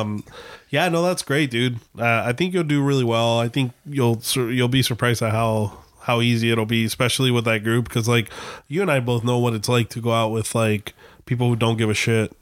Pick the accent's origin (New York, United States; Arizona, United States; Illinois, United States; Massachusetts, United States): Arizona, United States; Gilbert; moved away; in Gilbert, Arizona, um, which is kind of cool, but at the same time, it's scary 'cause that's my hometown